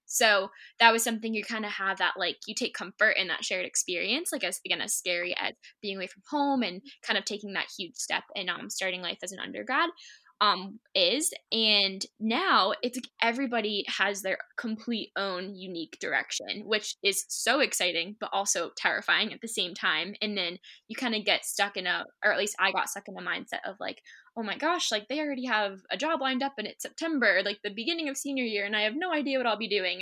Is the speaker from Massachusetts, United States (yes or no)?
yes; Shrewsbury, Massachusetts, United States; I grew up in Shrewsbury, Mass, my whole life